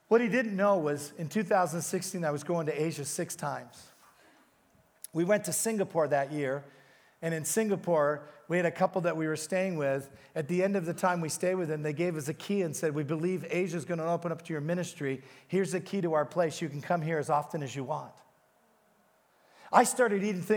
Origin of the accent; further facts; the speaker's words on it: England, United Kingdom; now in Hamilton, Canada; I was born in England.